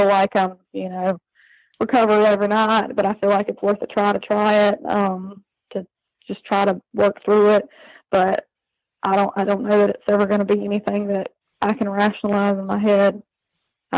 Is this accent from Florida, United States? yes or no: yes; Florida, United States; I moved back to my hometown to get away from that county, hoping to find safety over here where I'm from.